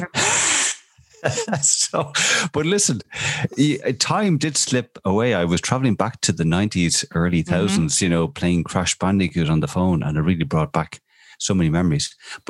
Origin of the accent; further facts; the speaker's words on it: Dublin, Leinster, Ireland; Well, I am from Clontarf, you know, it's like Beamer, you know.